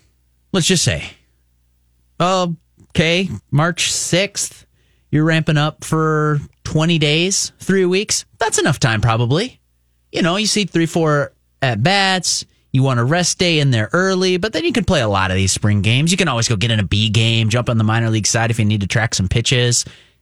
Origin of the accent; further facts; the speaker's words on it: Minnesota, United States; growing up in Minnesota